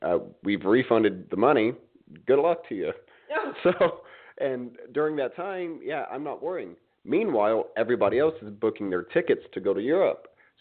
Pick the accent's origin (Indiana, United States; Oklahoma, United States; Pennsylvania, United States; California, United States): Indiana, United States; moved away; also born or lived in Miami / New York City; growing up in Indiana